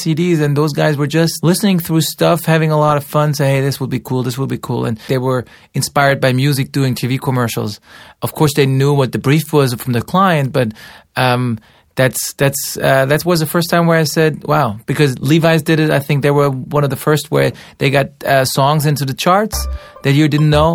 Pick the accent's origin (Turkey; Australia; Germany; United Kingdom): Germany; Stuttgart, Baden-Württemberg; I grew up in Stuttgart, im Schwabenland, in the Swabish country